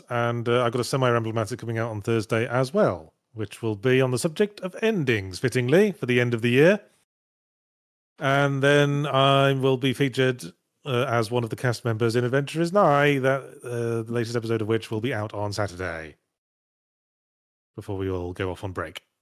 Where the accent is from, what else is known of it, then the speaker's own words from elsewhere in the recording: England, United Kingdom; accent: between northern and southern English; one of the quirks of my accent is that I'm stuck between the north of England and the south of England.